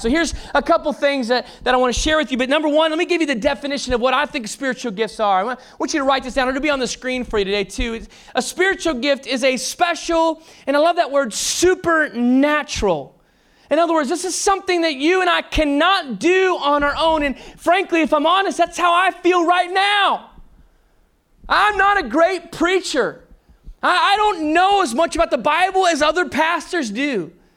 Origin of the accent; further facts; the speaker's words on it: Texas, United States; I was from Texas